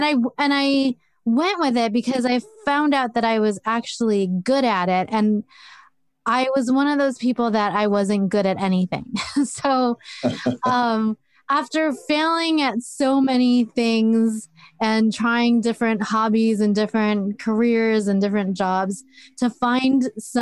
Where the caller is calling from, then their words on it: Oregon, United States; I am in Oregon, about 40 minutes west of Portland.